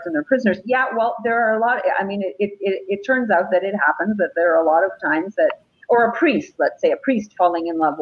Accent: Jerusalem, Jerusalem District, Israel; I was born in Jerusalem

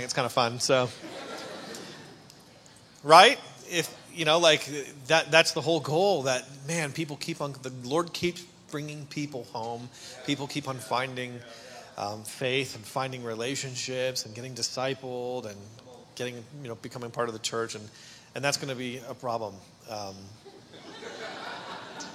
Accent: Canada; moved away; And I'm Canadian. My dad is a pastor. Yeah, exactly. And my dad is a pastor in Ontario on the East Coast.

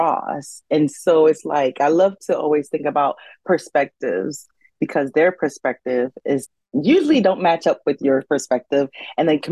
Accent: United States; I am Haitian American, so first generation born here

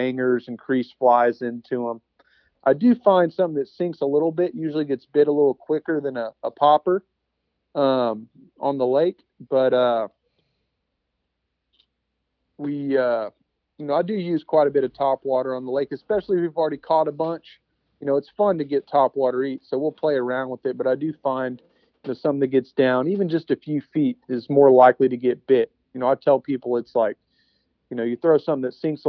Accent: Texas, United States; I grew up in Texas

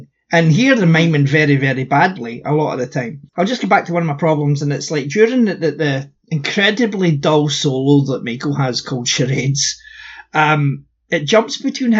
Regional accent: United Kingdom

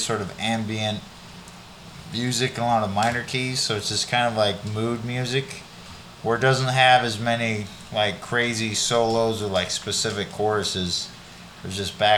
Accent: Sacramento, California, United States; my hometown of Sacramento, California

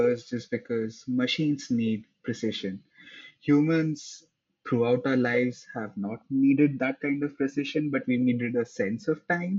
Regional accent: India; moved away as an adult; now in New York, United States; I grew up in India next to a desert

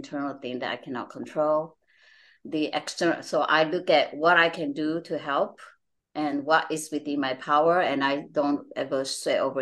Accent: Malaysia; moved away; I'm from Malaysia. I'm Chinese Malaysian.

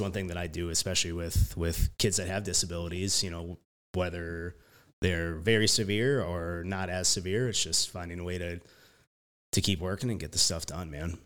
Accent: Jackson, Minnesota, United States; I, like, spent the last two years coaching back at Jackson, like, that's my hometown

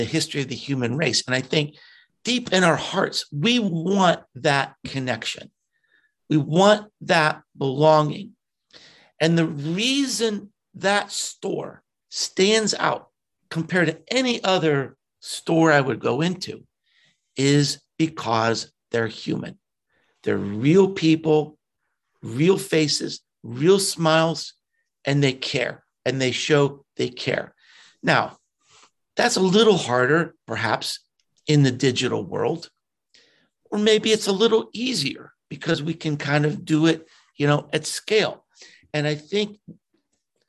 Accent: Pittsburgh, Pennsylvania, United States; moved away; I grew up in Pittsburgh and had not been back there for decades

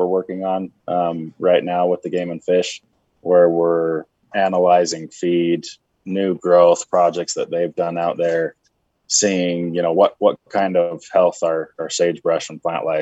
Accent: Utah, United States; also born or lived in Arizona; now in Wyoming, United States; I'm from Utah

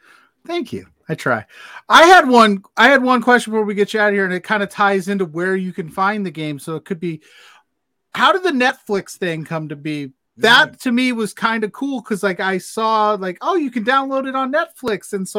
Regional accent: South Bend, Indiana, United States; I'm from South Bend.

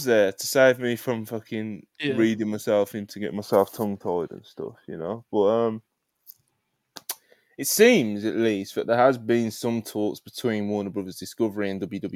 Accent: Jamaica; I'm Jamaican

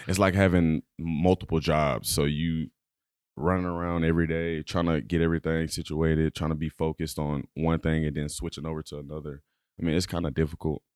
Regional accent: Dallas, Texas, United States; moved away; I'm from Dallas, Texas, uh, born and raised.

